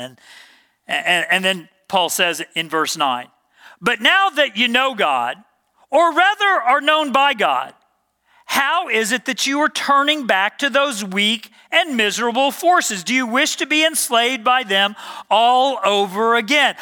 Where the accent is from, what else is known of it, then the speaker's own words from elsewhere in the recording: Dallas, Texas, United States; moved away as an adult; I grew up in Dallas, Texas